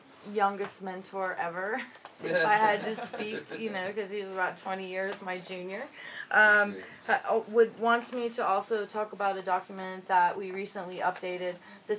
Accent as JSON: {"language": "English", "country": "United States", "moved": "yes", "lives_now": "Mexico", "said": "I'm American."}